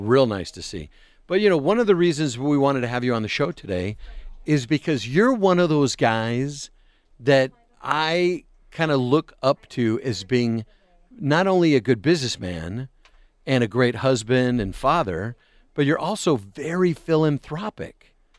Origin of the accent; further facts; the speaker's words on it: Tucson, Arizona, United States; a kid from Tucson that didn't grow up with National League Baseball